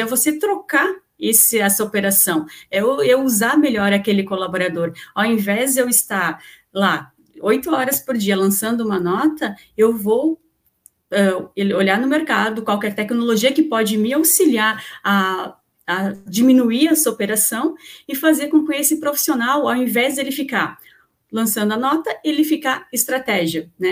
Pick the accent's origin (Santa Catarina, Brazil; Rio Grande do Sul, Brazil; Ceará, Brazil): Santa Catarina, Brazil; eu sou aqui de Santa Catarina